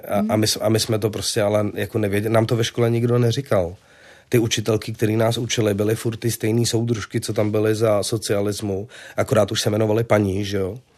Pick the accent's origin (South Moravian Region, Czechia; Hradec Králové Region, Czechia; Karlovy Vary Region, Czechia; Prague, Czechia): Prague, Czechia; also born or lived in Vinohrady, Prague; já jsem vyrůstal na Žižkově